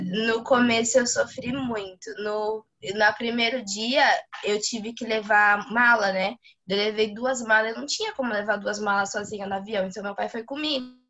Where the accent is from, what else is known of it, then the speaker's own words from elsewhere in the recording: interior of São Paulo, Brazil; moved away as an adult; also born or lived in Pelotas; sou do interior de São Paulo